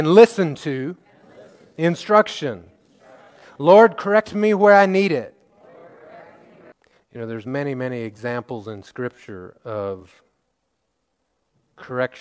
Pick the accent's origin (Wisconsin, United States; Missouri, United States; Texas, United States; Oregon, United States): Missouri, United States; I grew up in Missouri